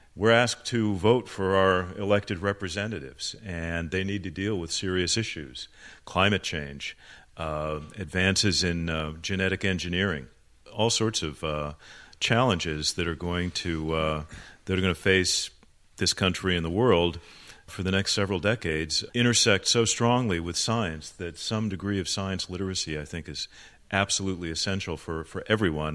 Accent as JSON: {"language": "English", "town": "Phoenix", "region": "Arizona", "country": "United States", "tie": "born or raised there", "also_born_or_lived": "Chicago, Illinois", "said": "I was born in Chicago, but when I was uh, seven years old, my family moved to Phoenix, Arizona"}